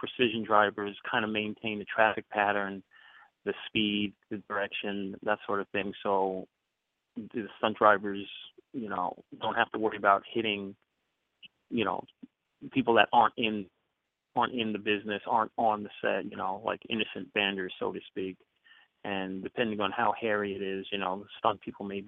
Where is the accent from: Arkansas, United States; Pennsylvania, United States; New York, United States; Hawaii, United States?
New York, United States; moved away as an adult; now in California, United States; I'm originally from New York, Queens, New York, and I came out here to California for on a job transfer